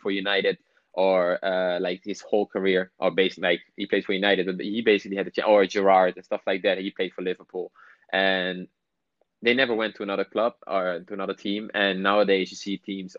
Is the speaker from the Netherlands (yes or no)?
yes; Netherlands; moved away as an adult; I grew up in Holland, so that makes it a little bit more. Like, my family lives there.